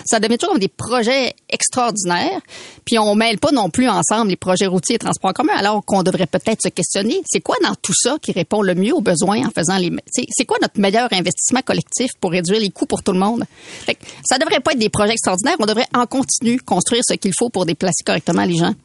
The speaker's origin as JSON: {"language": "French", "town": "Quebec City", "region": "Quebec", "country": "Canada", "moved": "as an adult", "lives_now": "Montreal, Canada", "said": "je viens de Québec, hein, j'ai habité quand même 24 ans à Québec"}